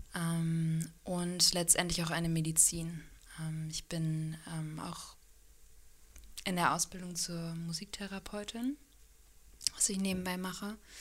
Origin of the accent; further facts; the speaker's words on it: Hanover, Lower Saxony, Germany; moved away as an adult; also born or lived in Freiburg / New Zealand / Australia; now in Kiel, Germany; ganz ursprünglich komme ich aus Hannover